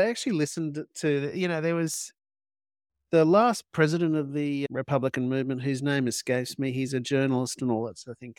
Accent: Australia; You know, if I was British, I'd probably have a very different opinion, but because I'm Australian.

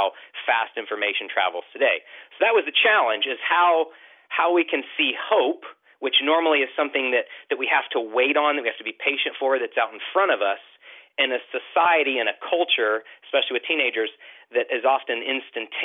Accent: Houston, Texas, United States; I hail from Houston

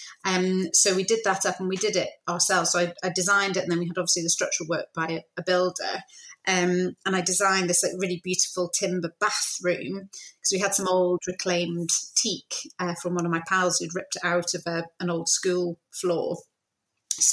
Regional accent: Scotland, United Kingdom; also born or lived in London; now in Glasgow, United Kingdom; I always wanted to come back to Glasgow because I was born in Scotland

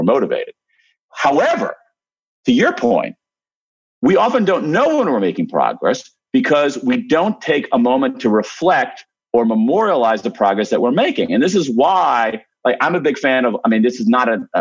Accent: Ohio, United States; I'm from Ohio, so I say, holy smokes.

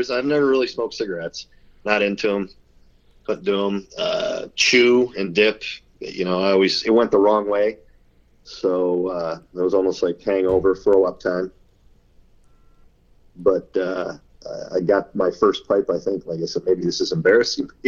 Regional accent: Wisconsin, United States; I'm a cheesehead by uh, birth, Wisconsin, the dairy state.

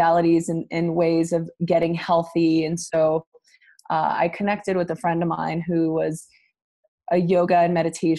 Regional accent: Los Angeles, California, United States; I am originally from East

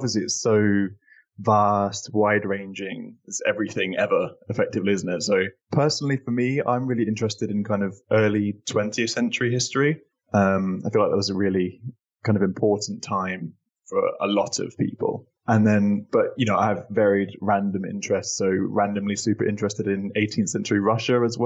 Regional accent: Northamptonshire, East Midlands, United Kingdom; also born or lived in Sydney, Australia; I was born in Sydney, but grew up most of my life in Northamptonshire in England.

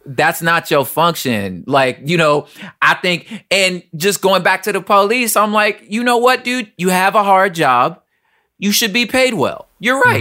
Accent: Los Angeles, California, United States; We're all from South Central L

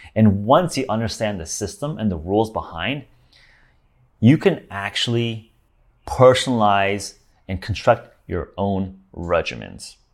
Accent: Los Angeles, California, United States; I grew up in Los Angeles

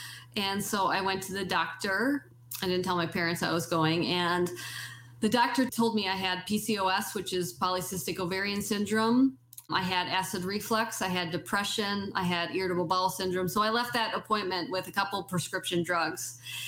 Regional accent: Wisconsin, United States; growing up in North Central Wisconsin, when it's, you know, 20 below zero out

